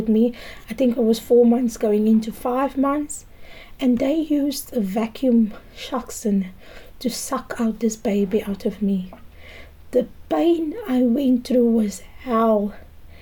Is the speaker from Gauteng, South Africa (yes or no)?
no; Cape Town, Western Cape, South Africa; I grew up in the Cape Flats. I grew up in Valhalla Park and Manenberg.